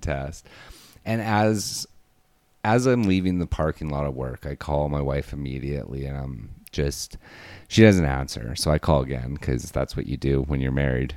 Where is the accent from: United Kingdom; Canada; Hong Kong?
Canada; Alberta; I'm from Alberta